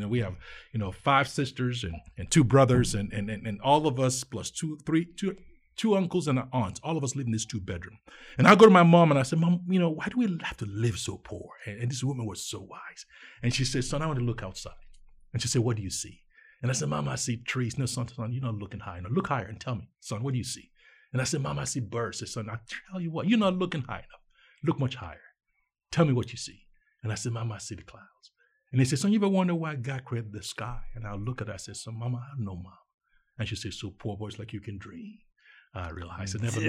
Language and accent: English; Nigeria; See, I grew up in Nigeria.